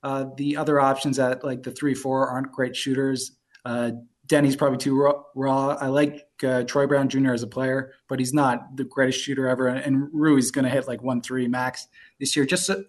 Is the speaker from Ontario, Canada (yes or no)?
yes; Toronto, Ontario, Canada; moved away; also born or lived in New York; I'm originally from Toronto. I lived in New York, just moved back to Toronto from because of COVID.